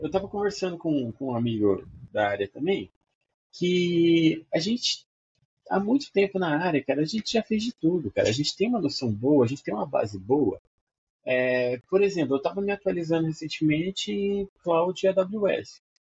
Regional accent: Maringá, Paraná, Brazil; Eu sou de Maringá, Paraná

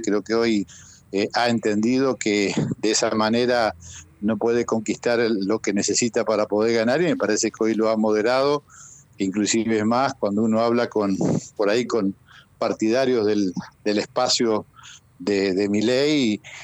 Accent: María Grande, Entre Ríos, Argentina; estoy acá en María Grande, estoy acá en mi pueblo.

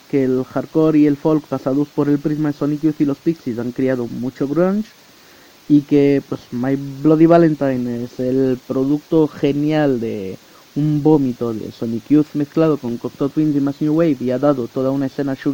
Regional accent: France; born there; yo estaba metido en un autobús viajando durante 20 horas entre la ciudad donde nací en Francia y, y Madrid

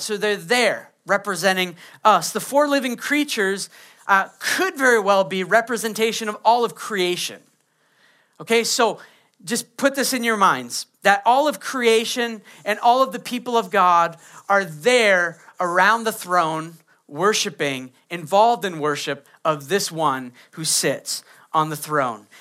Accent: Maine, United States; I grew up in Maine

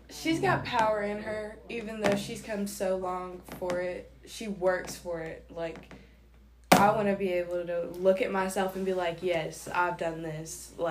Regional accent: Mulberry, United States; Um, I'm from Mulberry, and I don't really have time for hobbies.

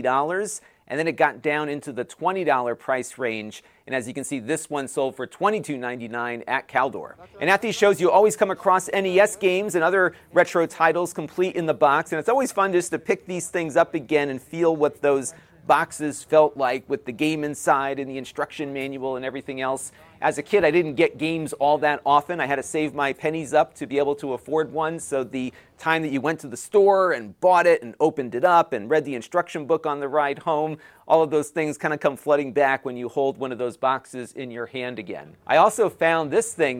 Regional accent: Connecticut, United States; in my home state of Connecticut

